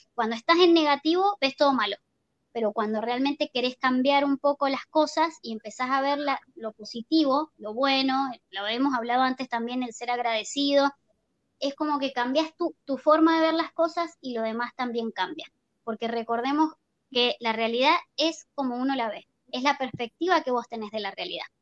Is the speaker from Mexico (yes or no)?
no; Argentina; moved away; also born or lived in Chile; yo soy argentina